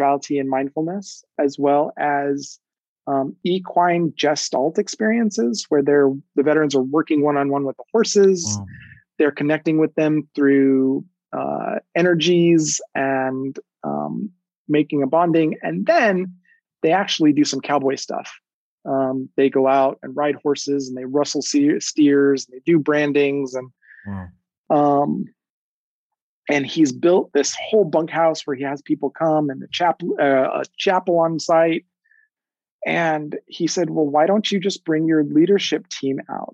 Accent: New Mexico, United States; moved away; go back to New Mexico and share our work with my hometown and my dance community back home

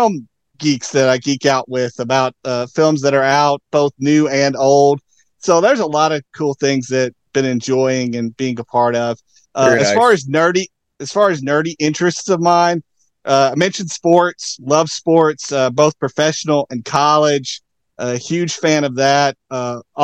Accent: Tennessee, United States; moved away as an adult; also born or lived in Seattle / Kansas City; I'm originally from Tennessee. That's where I grew up, born and raised.

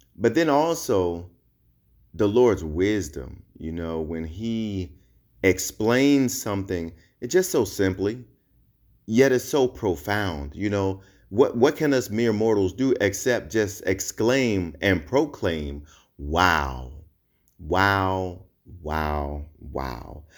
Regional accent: New Jersey, United States; now in Hawaii, United States; I'm originally from Jersey

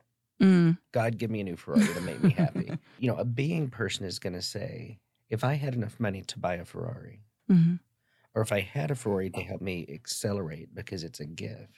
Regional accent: the South, United States; also born or lived in Dallas, Texas; I grew up in the South.

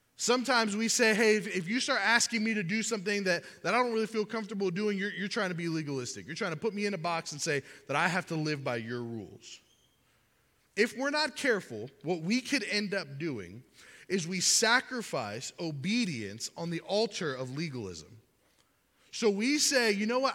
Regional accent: Miami, Florida, United States; I grew up in Miami

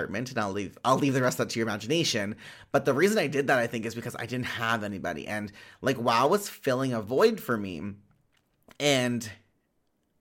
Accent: Winnipeg, Manitoba, Canada; I'm from Winnipeg, Manitoba.

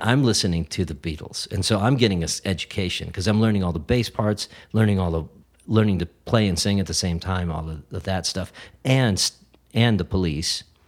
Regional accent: Brainerd, Minnesota, United States; moved away; I grew up in Brainerd, Minnesota

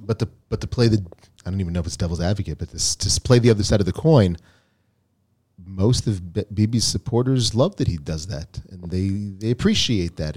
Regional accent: United States; now in Israel; we come from the United States

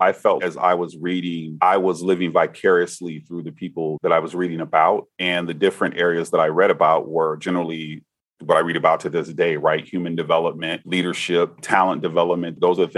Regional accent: Bahamas; I'm from the Bahamas

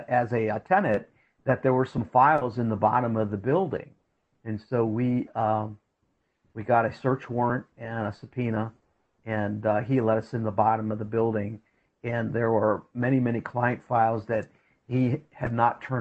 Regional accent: Canton, Ohio, United States; I'm originally from Canton, Ohio

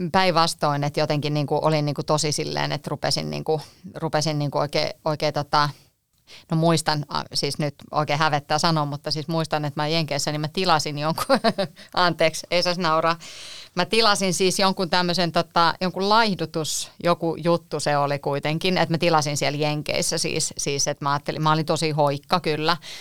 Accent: Espoo, Uusimaa, Finland; ne oli sieltä Espoosta, mistä mä oon kotoisin

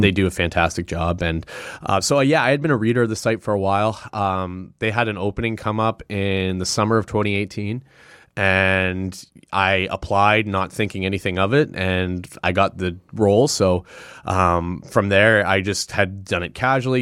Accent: Sudbury, Ontario, Canada; also born or lived in Toronto; now in Ottawa, Canada; I was born and raised in Sudbury

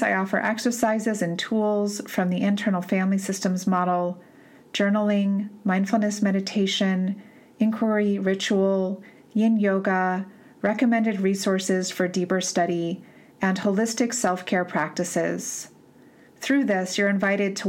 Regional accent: East Coast, United States; moved away; I'm from the East Coast originally

